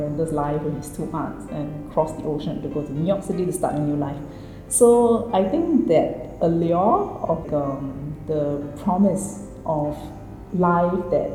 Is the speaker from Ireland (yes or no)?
no; Singapore; also born or lived in Delft, Netherlands; I was born in the Netherlands. Across my siblings, I'm the only one to be born outside of Singapore